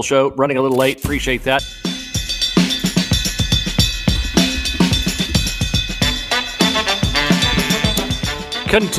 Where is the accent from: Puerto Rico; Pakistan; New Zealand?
Puerto Rico; moved away; I was raised in Puerto Rico